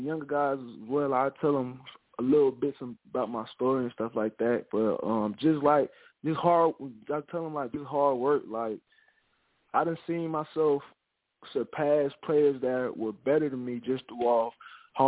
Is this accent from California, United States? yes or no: no; Winston-Salem, North Carolina, United States; I'm from Parkland High School, which is Salem, North Carolina